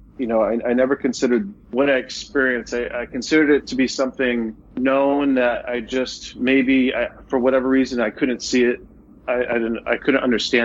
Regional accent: Leominster, Massachusetts, United States; Leominster, my hometown

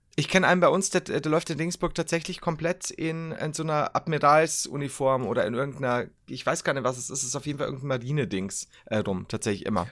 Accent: Bavaria, Germany; ich als generell als Bayer

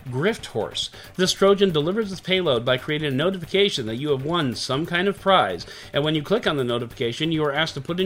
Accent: Illinois, United States; my home state of Illinois

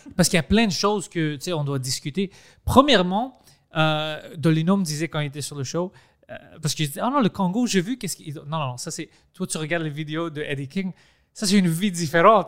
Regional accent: Greece; accent: Greek; French is a second language; moved away; je parle français comme un grec. Je parle français en grec

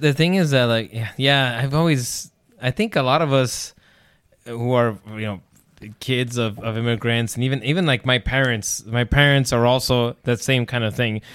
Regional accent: United States; The U S was where I was born, where I lived all my life, and I continue to live my life

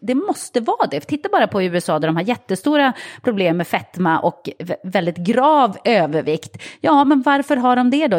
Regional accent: Sweden

